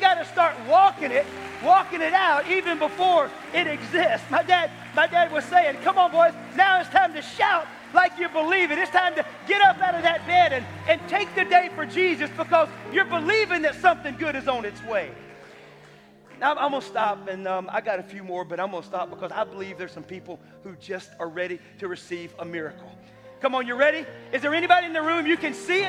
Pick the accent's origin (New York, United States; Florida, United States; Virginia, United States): Florida, United States; Tampa; I grew up here in Tampa